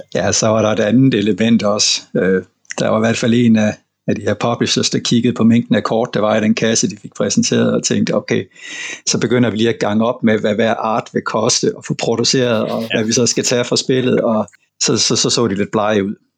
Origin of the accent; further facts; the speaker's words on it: Southern Jutland, Southern Denmark, Denmark; Jeg er simpelthen indfødt sønderjyde, og det betød, at vi havde let adgang til små, simple spil fra, fra Tyskland, da jeg var barn